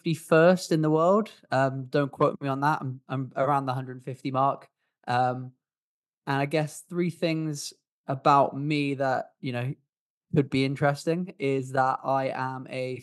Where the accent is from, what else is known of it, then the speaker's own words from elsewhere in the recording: England, United Kingdom; accent: English; now in Swansea, United Kingdom; I am from the UK. I actually live in Swansea in Wales. But I was originally from England, which is why I've got an English accent. I'm 29 years old.